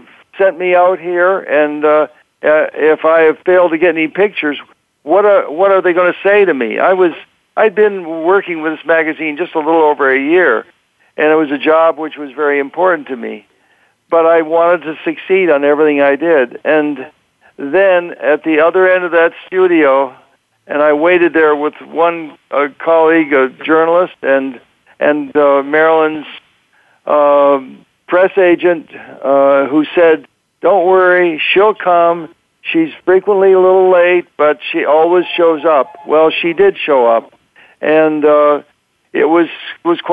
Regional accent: Canada; moved away; growing up in Canada where I came from

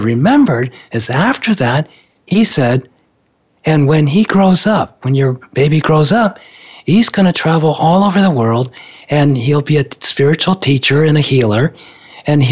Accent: Japan; I was born in Japan

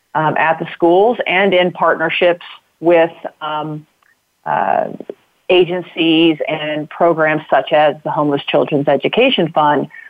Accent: Knoxville, Illinois, United States; I grew up in a small town in Illinois uh, called Knoxville

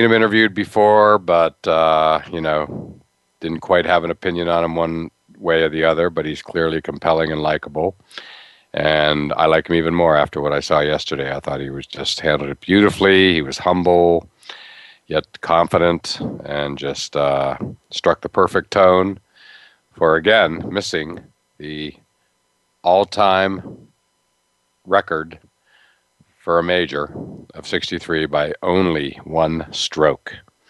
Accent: Pittsburgh, Pennsylvania, United States; I grew up in the Pittsburgh area

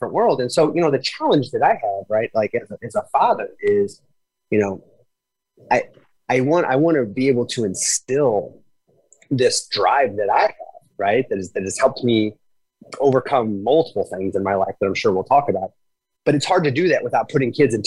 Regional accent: Granite City, Illinois, United States; I was born in a city called Granite City, Illinois. It is a suburb of St. Louis, Missouri. It is a steel town

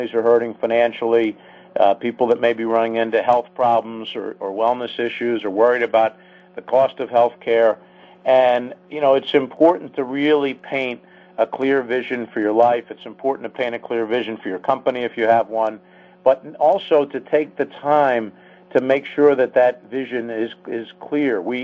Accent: Philadelphia, Pennsylvania, United States; now in Washington, D.C., United States; growing up in Philadelphia and living in D.C.

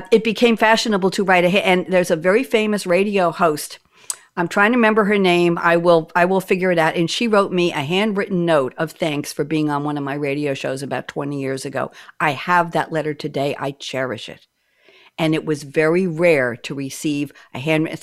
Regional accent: New York, United States; moved away as an adult; also born or lived in Eugene, Oregon; now in North Carolina, United States; I'm a New Yorker, born and bred

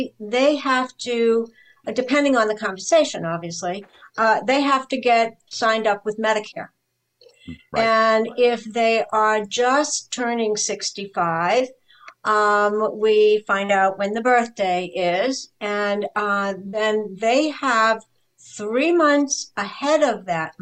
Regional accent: New Hampshire, United States; moved away as an adult; also born or lived in Ohio / New York; I'm actually from New Hampshire.

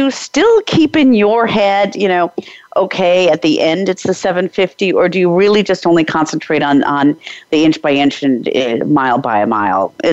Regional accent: Czechia; I'm from the Czech Republic

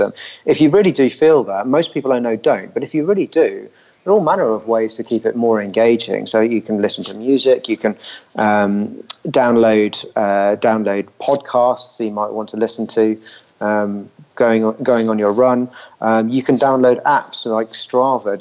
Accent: Richmond, London, United Kingdom; Richmond, which is my hometown.

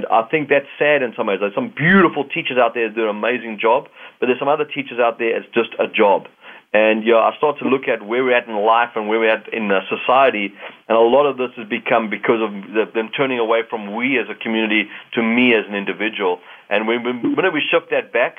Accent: South Africa; now in Canada; Being a South African that's now a Canadian

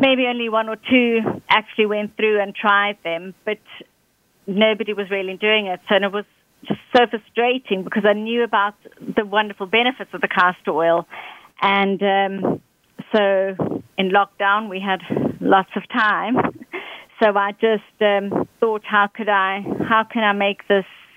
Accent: Johannesburg, Gauteng, South Africa; moved away as an adult; now in United Kingdom; I'm originally from South Africa, Johannesburg, and I've been living now in the UK for 15 years

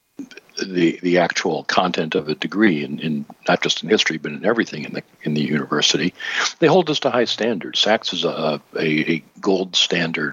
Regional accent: Michigan, United States; my home state, Michigan

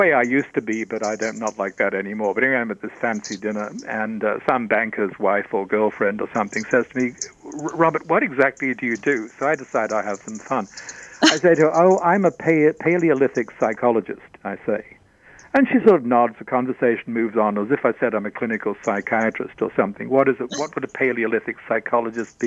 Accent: Australia; I'm Australian.

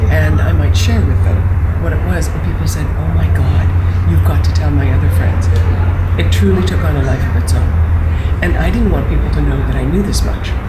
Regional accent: Western Canada, Canada; I was raised in Western Canada

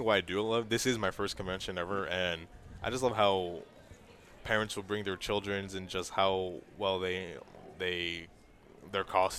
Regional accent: California, United States; we're from California. This is my first time ever out of California.

